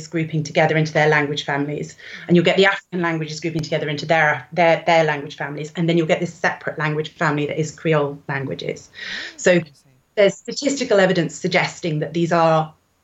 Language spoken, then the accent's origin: English; England, United Kingdom; as an English person who studies a language that came out of the slave trade